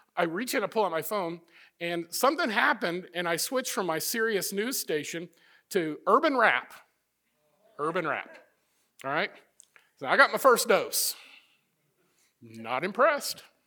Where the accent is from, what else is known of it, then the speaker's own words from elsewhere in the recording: Midwest, United States; moved away; also born or lived in Florida; I'm from the Midwest